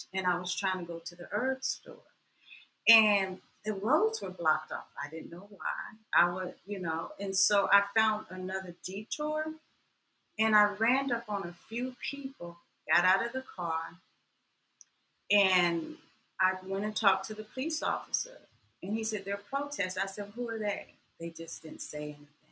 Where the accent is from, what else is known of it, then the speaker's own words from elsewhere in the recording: Atlanta, Georgia, United States; also born or lived in Waycross, Georgia; I'm from Atlanta, the home of the civil rights movement